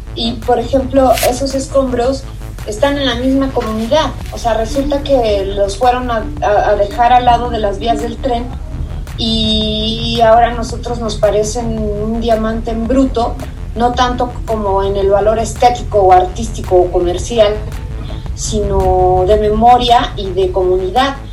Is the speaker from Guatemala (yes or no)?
no; Ecatepec, State of Mexico, Mexico; yo era de Ecatepec, yo, yo nací en Ecatepec y viví en Ecatepec.